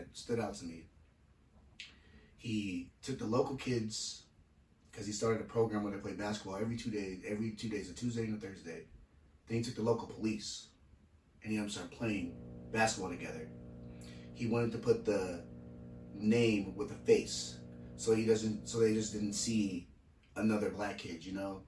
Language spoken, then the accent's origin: English; Federal Way, Washington, United States; I'm from Washington. This is where from Federal Way